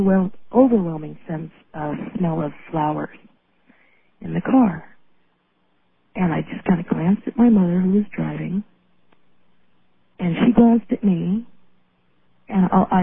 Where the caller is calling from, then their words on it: Reno, Nevada, United States; also born or lived in California; Hi there. … I'm calling from Reno.